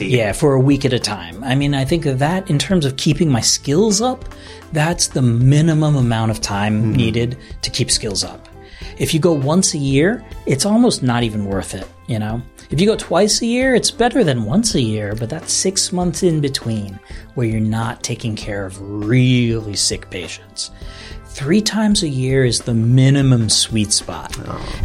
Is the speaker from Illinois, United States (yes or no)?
no; New Jersey, United States; moved away as an adult; now in Tokyo, Japan; I grew up in New Jersey